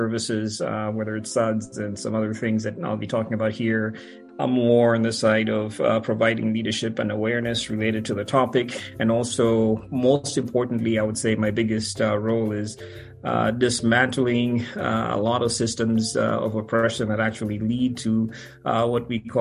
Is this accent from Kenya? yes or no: yes; Kenya; moved away; I grew up in Kenya